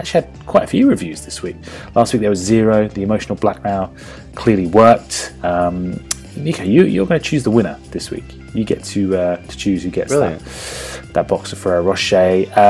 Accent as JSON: {"language": "English", "country": "Australia", "said": "I'm from Australia, and there is a lack of good football content."}